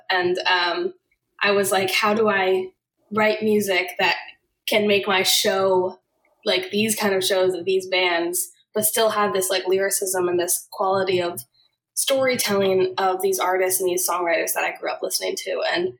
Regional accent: Boston, Massachusetts, United States; moved away as an adult; now in Nashville, United States; Right outside of Boston is where I was raised and where I grew up. And then I moved to Nashville in 2014.

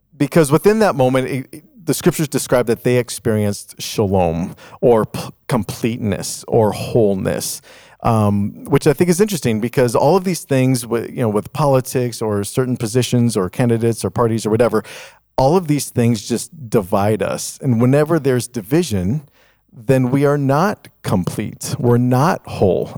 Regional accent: Chicago, Illinois, United States; when I was growing up in Chicago

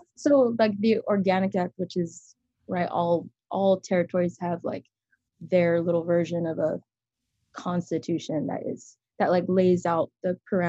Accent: Guam; born or raised there

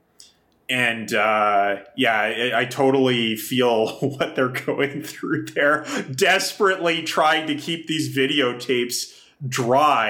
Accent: Kamloops, British Columbia, Canada; moved away; also born or lived in Japan; I grew up in Kamloops in British Columbia

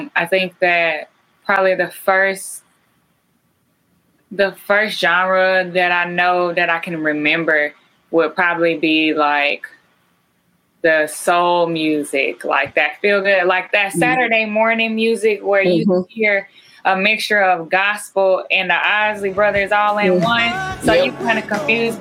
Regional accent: Carrollton, Georgia, United States; where I grew up at in Carrollton, Georgia, at Mount Zion Baptist

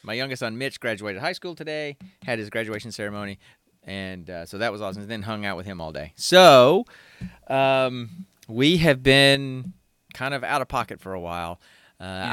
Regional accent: Alabama, United States; now in Georgia, United States; I was born and raised in Alabama, and I live in Georgia.

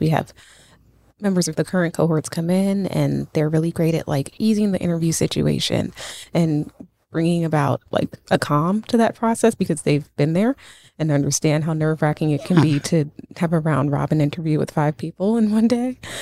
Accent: New York City, New York, United States; also born or lived in Washington, D.C.; I'm from Brooklyn, so I moved back home

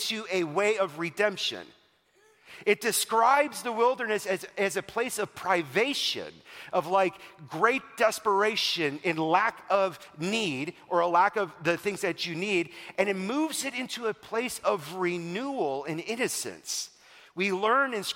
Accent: Wisconsin, United States; I'm from Wisconsin

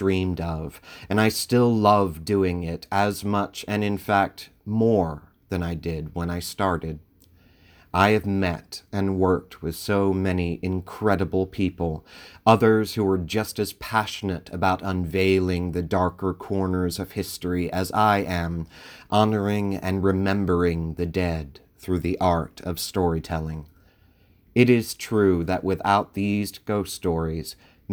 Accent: Sussex County, Delaware, United States; moved away as an adult; also born or lived in Glenside, Pennsylvania; now in Philadelphia, United States; I was born and raised in Sussex County, Delaware.

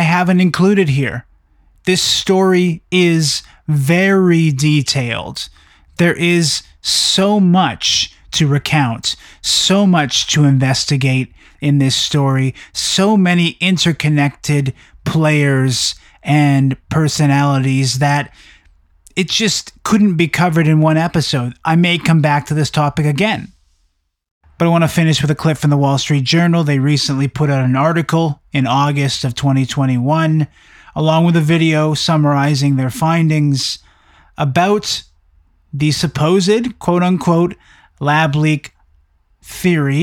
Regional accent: Canada; I'm from Canada

